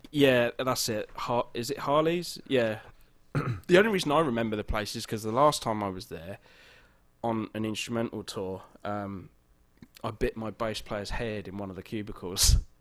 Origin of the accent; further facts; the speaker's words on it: England, United Kingdom; now in Los Angeles, United States; I'm I'm English